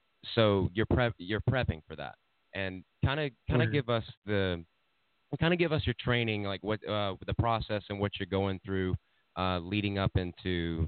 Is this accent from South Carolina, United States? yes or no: yes; Saluda, South Carolina, United States; my hometown is Saluda. And where it's a very small town.